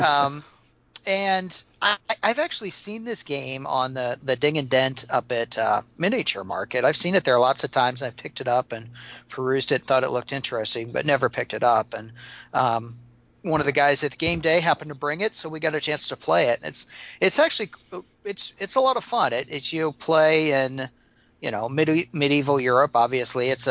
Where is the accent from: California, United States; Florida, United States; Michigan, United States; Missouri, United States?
Missouri, United States; I'm from Missouri, and that's not far from here